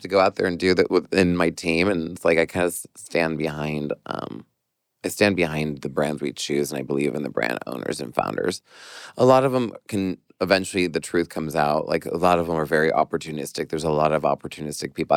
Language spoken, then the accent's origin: English; New York, United States; as a New Yorker